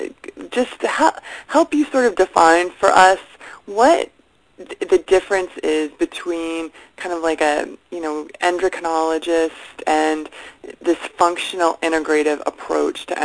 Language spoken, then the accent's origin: English; Nashua, New Hampshire, United States; here in Nashua, New Hampshire, where it's my hometown